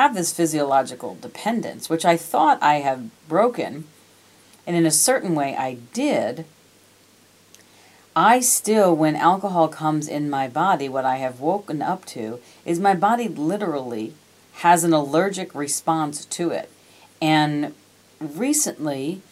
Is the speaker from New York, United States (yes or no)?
yes; New York, United States; I was born and raised in New York